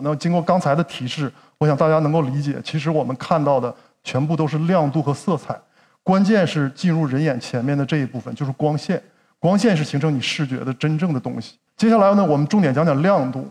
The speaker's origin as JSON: {"language": "Chinese", "town": "Changchun", "region": "Jilin", "country": "China", "tie": "born or raised there", "said": "我是长春人啊"}